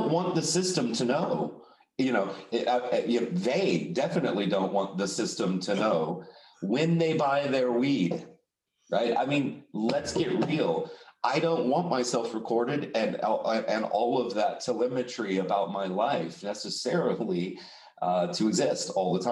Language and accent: English; Texas, United States; now in Amsterdam, Netherlands; I'm from Texas